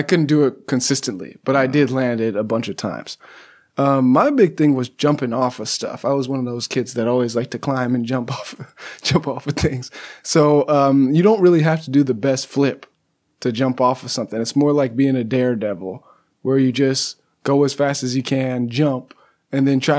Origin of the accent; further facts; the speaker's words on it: Pasadena, California, United States; moved away; I'm from Southern California, Pasadena.